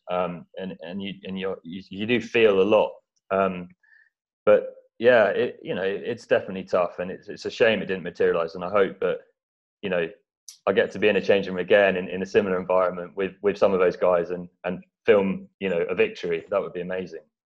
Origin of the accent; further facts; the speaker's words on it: East Anglia, near Norwich, East of England, United Kingdom; I grew up in East Anglia, so near Norwich